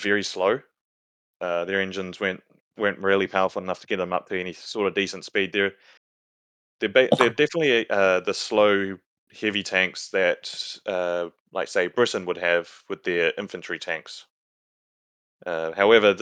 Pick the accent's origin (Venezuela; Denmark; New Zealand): New Zealand; accent: Kiwi; Is my Kiwi accent getting in the way?